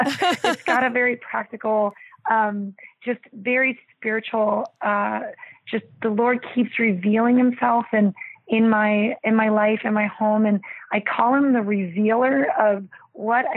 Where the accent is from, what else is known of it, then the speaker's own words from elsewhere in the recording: Columbus, Ohio, United States; my hometown, Columbus, Ohio